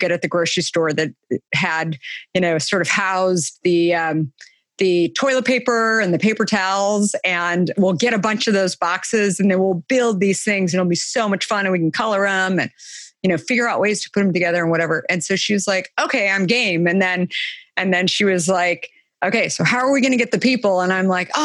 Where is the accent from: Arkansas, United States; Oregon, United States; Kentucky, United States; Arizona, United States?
Arizona, United States; I grew up in Arizona, so summers are hot